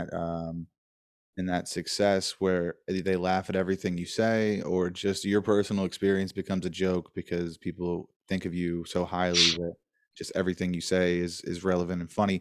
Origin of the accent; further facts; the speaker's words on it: Dayton, Ohio, United States; I'm from Dayton, Ohio